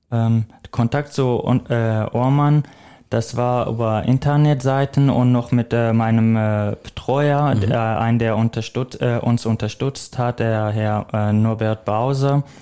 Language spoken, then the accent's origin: German; Iraq; German is a second language; now in Germany; ich komme jetzt mal aus dem Irak. Mhm. Das ist schon eine weite Strecke. Ähm, mein Weg nach äh, Deutschland war auch nicht geplant